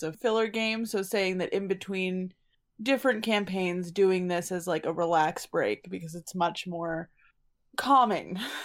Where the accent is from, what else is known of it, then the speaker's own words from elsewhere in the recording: New England, United States; We're from New England.